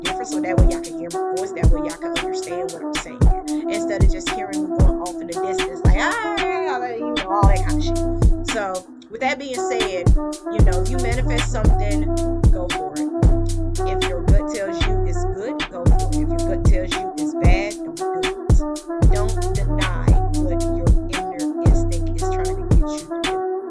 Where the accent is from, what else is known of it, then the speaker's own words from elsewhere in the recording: the South, United States; accent: Southern; In order for me to get my accent back, I need to go back home for about a year or two and then come back, and then y'all be able to hear my accent. Even though it sounds very lovely and I sound like a straight up Southern belle to the max.